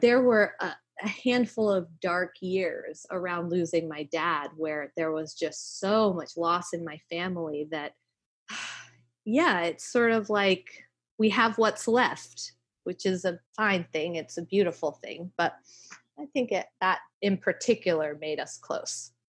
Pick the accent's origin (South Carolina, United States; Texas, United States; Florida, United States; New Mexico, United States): South Carolina, United States; now in New York City, United States; I grew up in South Carolina